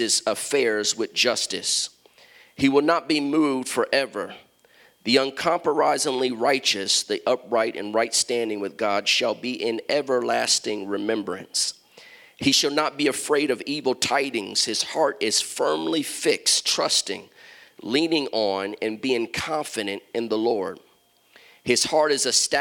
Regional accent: Columbus, Ohio, United States; moved away; also born or lived in Chicago, Illinois / Washington, D.C.; I'm from Columbus, Ohio, grew up in Columbus

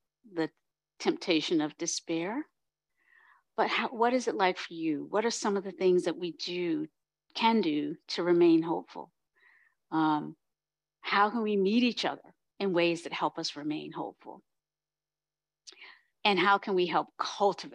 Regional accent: North Carolina, United States; my people growing up in the South in North Carolina

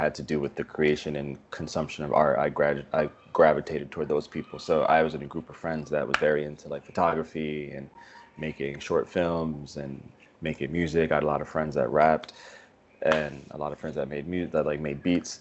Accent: Montclair, New Jersey, United States; also born or lived in Brooklyn, New York; now in New York City, United States; I was raised in this town called Montclair for most of my life

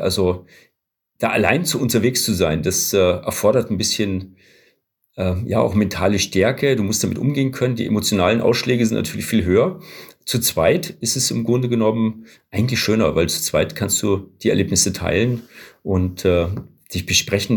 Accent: Southern Germany, Germany; wir kommen aus Süddeutschland

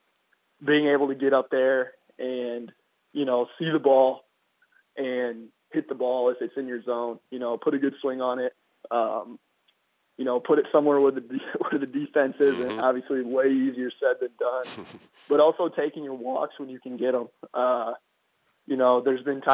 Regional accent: Iowa, United States; I'm from Iowa, so it gets pretty cold in the winter

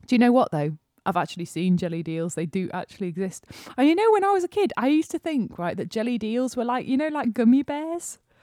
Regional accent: Yorkshire and the Humber, United Kingdom; also born or lived in London; we're from Yorkshire

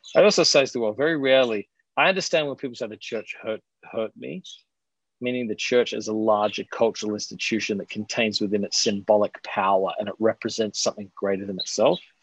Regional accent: Adelaide, South Australia, Australia; moved away; I'm originally from Australia. I'm from Adelaide, South Australia

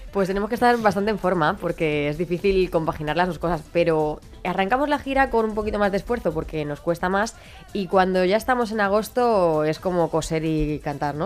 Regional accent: Madrid, Community of Madrid, Spain; moved away as an adult; me quería volver a Madrid, que yo soy de Madrid

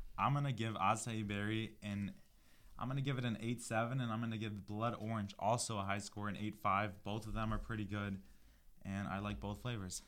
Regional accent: New Lenox, Illinois, United States; moved away; I am from the Chicago area, uh, more specifically, a Southwest suburb called New Lenox, Illinois.

